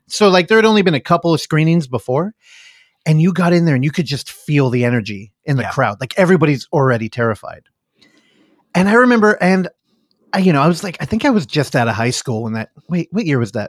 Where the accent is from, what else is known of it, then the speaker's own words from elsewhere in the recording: United States; And again, because we're American, violence we were all on board for.